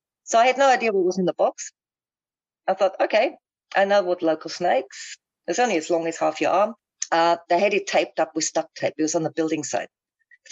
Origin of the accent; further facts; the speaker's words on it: Munich, Bavaria, Germany; moved away as an adult; now in Australia; I'm from Munich